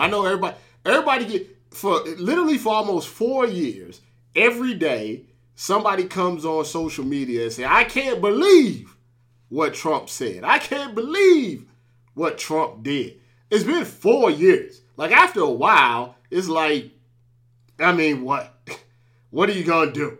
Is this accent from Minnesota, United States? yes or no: no; St. Louis, Missouri, United States; I was born in Saint Louis